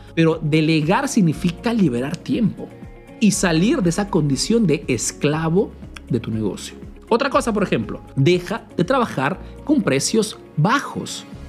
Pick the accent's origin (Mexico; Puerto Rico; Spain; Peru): Peru; now in Italy